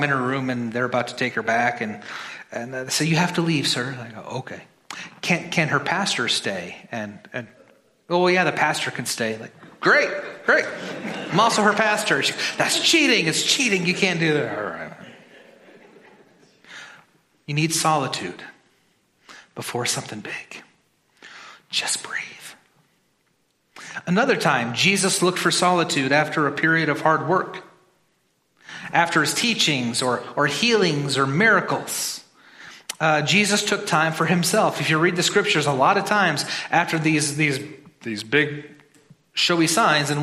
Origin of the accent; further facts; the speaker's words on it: Midwest, United States; I'm from the Midwest.